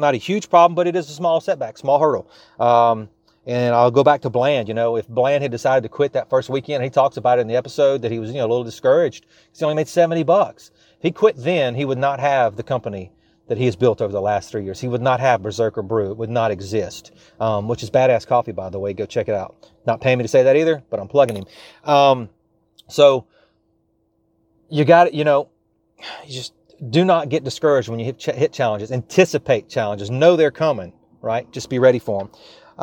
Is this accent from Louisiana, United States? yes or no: yes; South Louisiana, United States; I am from South Louisiana